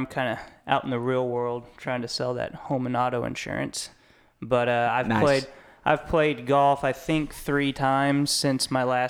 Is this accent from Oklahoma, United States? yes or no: yes; Ponca City, Oklahoma, United States; moved away; my hometown in Ponca City